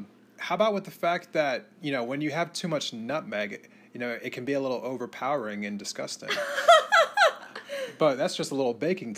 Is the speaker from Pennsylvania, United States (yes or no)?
yes; Bucks County, outside Philadelphia, Pennsylvania, United States; moved away; So I grew up right outside of Philadelphia in a little area called Bucks County. It's like northeast of Philadelphia, kind of bordering New Jersey. So I was like 10 minutes east or 10 minutes west of New Jersey